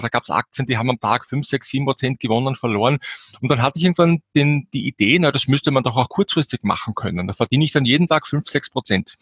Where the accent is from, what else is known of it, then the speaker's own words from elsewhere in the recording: Austria; bei uns in Österreich